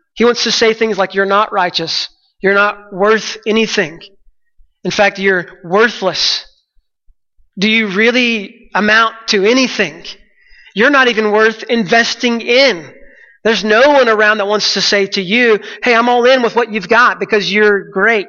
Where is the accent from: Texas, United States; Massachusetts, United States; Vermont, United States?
Texas, United States; I'm from Texas